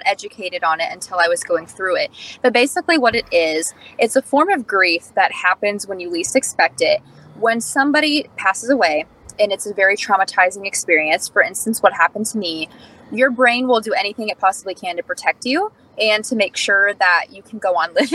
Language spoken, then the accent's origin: English; Indiana, United States; I'm from Pittsburgh, Indiana